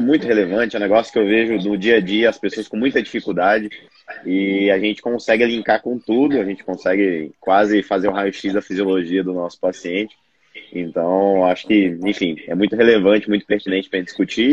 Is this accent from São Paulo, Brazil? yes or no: no; Brasília, Federal District, Brazil; sou nutricionista, sou de Brasília